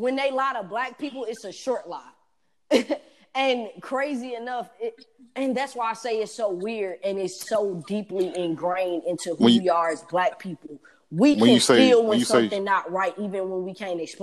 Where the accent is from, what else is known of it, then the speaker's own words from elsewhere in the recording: Atlanta, Georgia, United States; I'm from Atlanta.